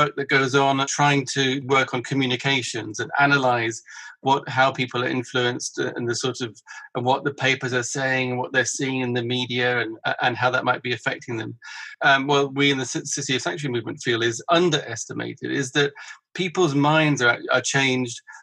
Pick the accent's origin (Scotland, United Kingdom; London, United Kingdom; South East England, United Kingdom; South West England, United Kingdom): South East England, United Kingdom; Brighton; I'm a chair of a group in my hometown of Brighton